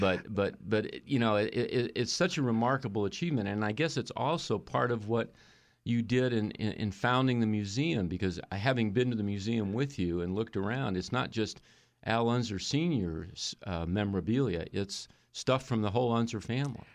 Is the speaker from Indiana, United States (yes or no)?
yes; Indianapolis, Indiana, United States; I grew up in Indianapolis